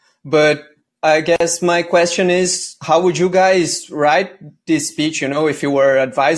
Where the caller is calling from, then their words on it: Brazil; So I am the caller from Brazil.